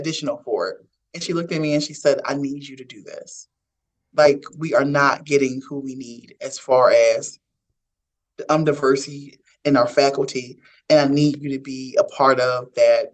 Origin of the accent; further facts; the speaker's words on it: Philadelphia, Pennsylvania, United States; I'm born and raised in Philadelphia.